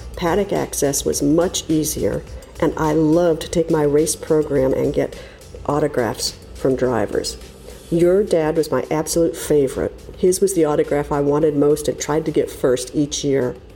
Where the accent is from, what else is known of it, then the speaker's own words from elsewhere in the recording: Watkins Glen, New York, United States; now in Ormond Beach, United States; I grew up in Watkins Glen, home of the original United States Grand Prix